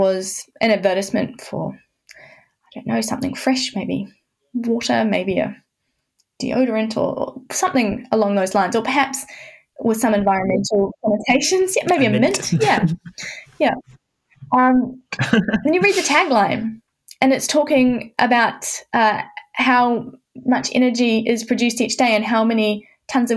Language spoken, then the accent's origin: English; New Zealand; moved away as an adult; also born or lived in Canterbury, New Zealand; now in Hobart, Australia; I'm from New Zealand. I was in Canterbury before coming to Tasmania.